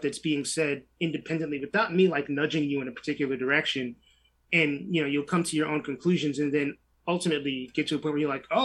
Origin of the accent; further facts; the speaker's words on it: New York City, New York, United States; I grew up in New York City in the 1980s and in early 90s